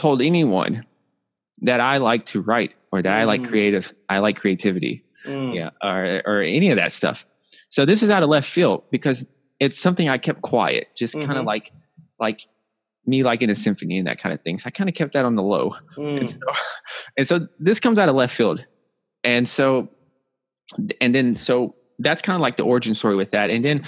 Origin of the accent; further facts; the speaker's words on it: Nashville, Tennessee, United States; growing up, I'm from Nashville, Tennessee, South